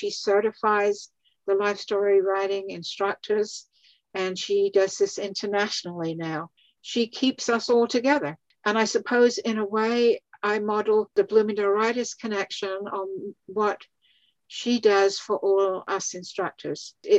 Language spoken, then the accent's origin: English; England, United Kingdom; moved away; the highlights of my whole career of doing this life story writing was when I was invited back to my home country of England about 3 years ago